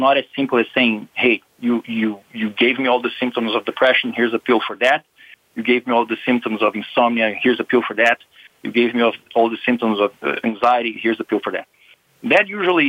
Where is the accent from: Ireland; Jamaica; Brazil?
Brazil; moved away as an adult; now in United States; I'm from Brazil